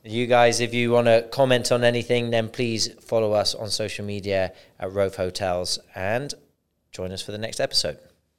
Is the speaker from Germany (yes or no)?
no; Bristol, South West England, United Kingdom; now in United Arab Emirates; "I'm from Bristol." And that's where I'm from now